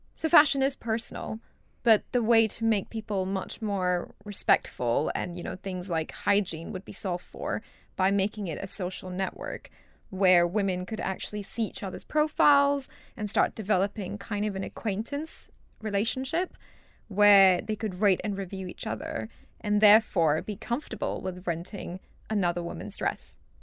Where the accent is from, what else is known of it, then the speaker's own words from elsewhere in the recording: Singapore; moved away as an adult; also born or lived in Rajasthan, India / United States; now in United Kingdom; I moved to Singapore with my family when I was two and a half years old. and I grew up in Singapore and stayed there, I guess, until university.